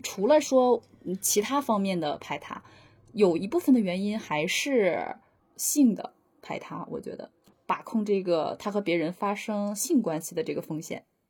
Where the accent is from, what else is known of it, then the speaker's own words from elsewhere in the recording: Northeast China, China; accent: Northeastern (Dongbei) dialect; 我要说东北话了